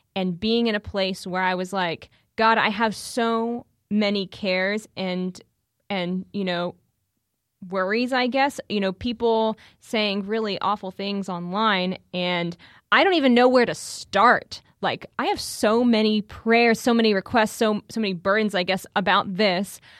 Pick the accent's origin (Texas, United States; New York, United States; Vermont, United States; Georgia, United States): Texas, United States; Houston; moved away as an adult; also born or lived in Steubenville, Ohio; I'm originally from Houston